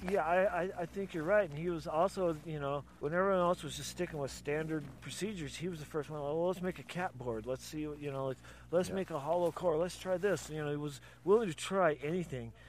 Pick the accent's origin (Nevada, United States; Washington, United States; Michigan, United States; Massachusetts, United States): Washington, United States; Mount Vernon; also born or lived in Glacier, Washington / Bellingham, Washington; I grew up in Mount Vernon, right down Skagit Valley